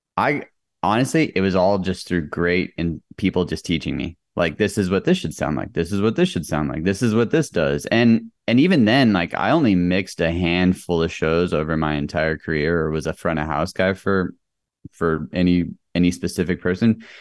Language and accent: English; El Paso, Texas, United States; moved away as an adult; I grew up in El Paso, Texas.